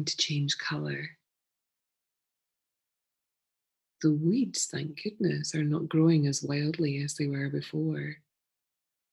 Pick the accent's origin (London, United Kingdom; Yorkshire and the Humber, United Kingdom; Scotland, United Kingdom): Scotland, United Kingdom; Being a Scottish person